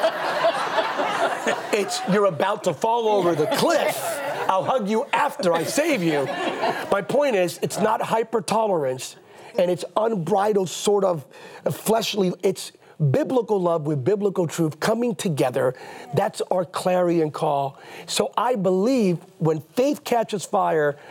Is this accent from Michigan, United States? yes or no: no; Bethlehem, Pennsylvania, United States; I'm a kid from Bethlehem, Pennsylvania